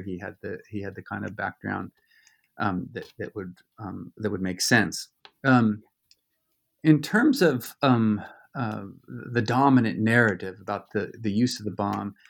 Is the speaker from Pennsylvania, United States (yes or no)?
no; Southern California, United States; also born or lived in Virginia; I grew up in Southern California